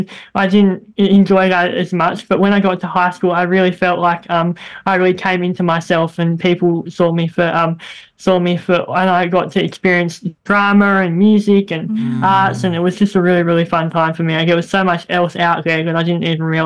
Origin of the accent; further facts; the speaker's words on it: Northwest Tasmania, Australia; I'm from Northwest Tasmania